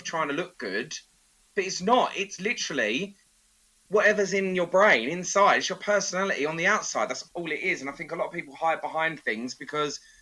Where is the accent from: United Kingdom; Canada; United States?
United Kingdom; Essex, East of England; I'm from Essex. Hun culture is in us, in our blood.